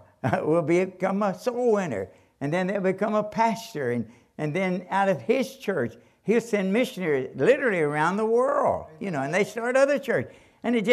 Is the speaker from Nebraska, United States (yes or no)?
no; Kentucky, United States; I'm from Kentucky